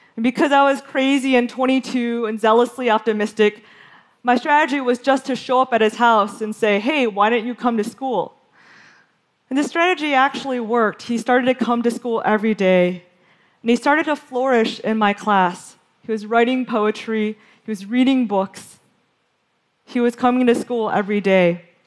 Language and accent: English; Western Michigan, United States; When I was growing up in Western Michigan in the 1980s